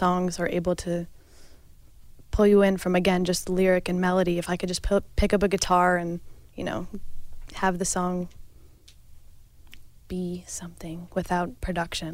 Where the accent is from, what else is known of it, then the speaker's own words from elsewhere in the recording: Carmel, New York, United States; I've lived upstate my whole life